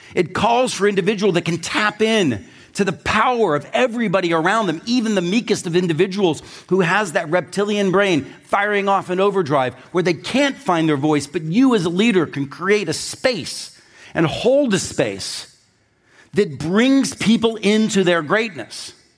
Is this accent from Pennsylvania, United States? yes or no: yes; Pittsburgh, Pennsylvania, United States; I grew up in Pittsburgh